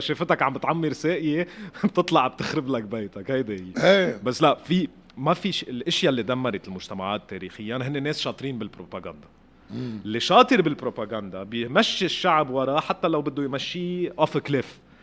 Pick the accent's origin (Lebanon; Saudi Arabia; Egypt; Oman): Lebanon; انا مواطن لبناني